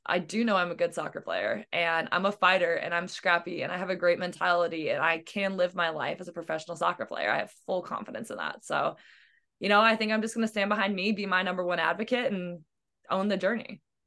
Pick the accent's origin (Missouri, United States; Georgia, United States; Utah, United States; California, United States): Missouri, United States; now in Iowa, United States; I'm from Missouri and I've moved to Iowa and that's all I've ever moved